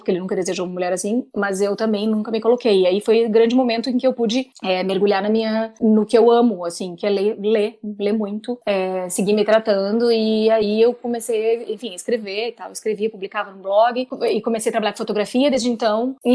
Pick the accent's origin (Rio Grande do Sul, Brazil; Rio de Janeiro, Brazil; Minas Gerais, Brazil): Rio Grande do Sul, Brazil; Pampa Gaúcho; moved away as an adult; also born or lived in Porto Alegre / São Paulo; Eu sou gaúcha, eu nasci lá no, no cu do mundo, entendeu? Lá no Pampa Gaúcho.